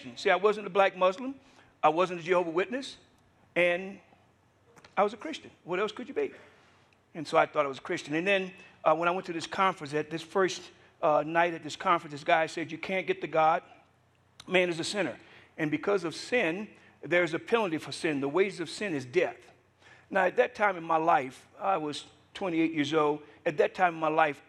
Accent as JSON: {"language": "English", "region": "Louisiana", "country": "United States", "tie": "born or raised there", "also_born_or_lived": "Atlanta", "moved": "yes", "said": "I was born in America, grew up in Louisiana"}